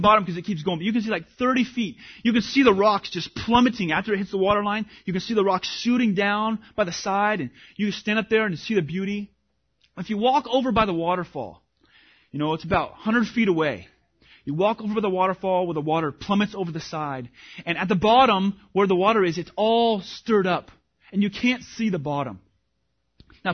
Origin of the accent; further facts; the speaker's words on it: Washington, United States; moved away; I grew up in Washington